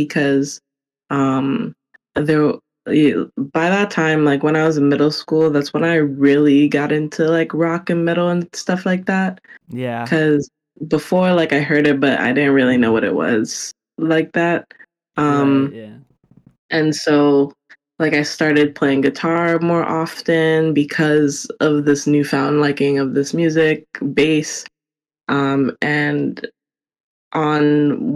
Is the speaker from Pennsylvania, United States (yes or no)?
no; New York City, New York, United States; Born and raised in New York City